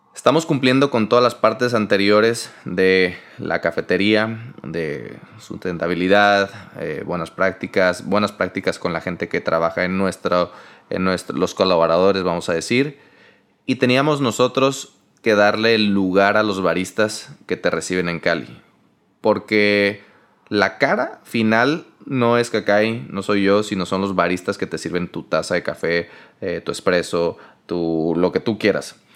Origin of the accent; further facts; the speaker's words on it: Mexico; somos 100% orgullosos mexicanos